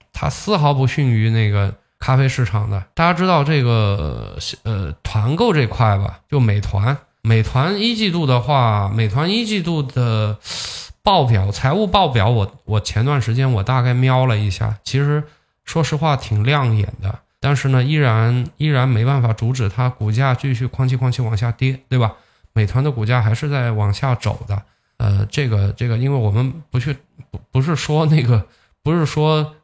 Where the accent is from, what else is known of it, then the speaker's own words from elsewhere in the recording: China; 我们中国人